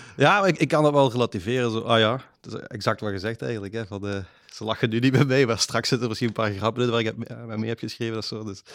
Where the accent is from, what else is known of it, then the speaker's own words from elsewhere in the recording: Maaseik, Flanders, Belgium; accent: Flemish; ik ben in Mazeik opgegroeid